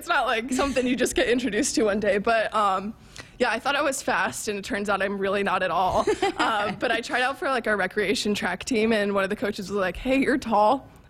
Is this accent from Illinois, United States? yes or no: no; New Jersey, United States; Right. I'm from New Jersey. I'm going to be honest. I had no idea where Nebraska was